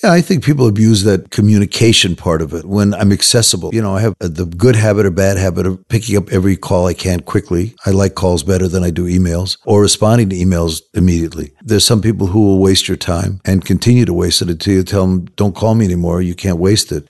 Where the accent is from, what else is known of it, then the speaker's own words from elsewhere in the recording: Los Angeles, California, United States; I grew up in Hollywood, Los Angeles